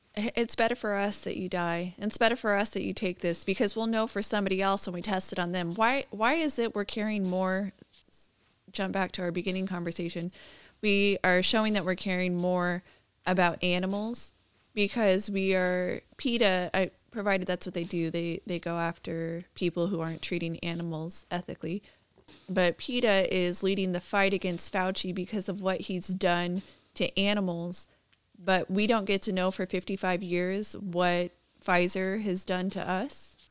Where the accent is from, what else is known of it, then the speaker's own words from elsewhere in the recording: California, United States; I'm born and raised in California